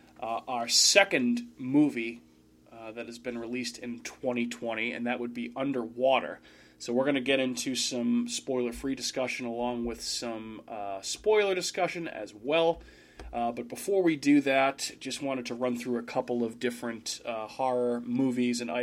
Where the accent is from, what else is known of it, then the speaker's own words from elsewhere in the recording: New England, United States; we're from New England. The Aaron Hernandez story hit our hometown football team pretty hard